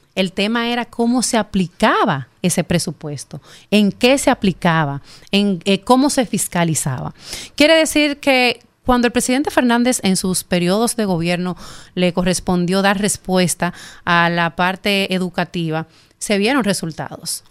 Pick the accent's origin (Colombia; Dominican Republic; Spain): Dominican Republic; Herrera, Distrito Nacional; Yo soy de Herrera. Yo vengo de Herrera de la calle 4 de Herrera